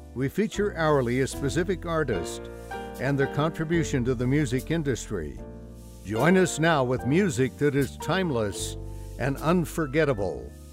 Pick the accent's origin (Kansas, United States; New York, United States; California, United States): California, United States; Oakland; I grew up in the Bay Area, in Oakland area